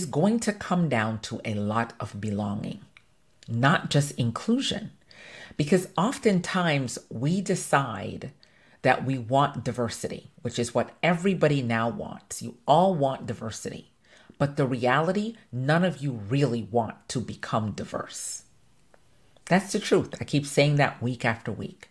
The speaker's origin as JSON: {"language": "English", "country": "Jamaica", "said": "I'm Jamaican"}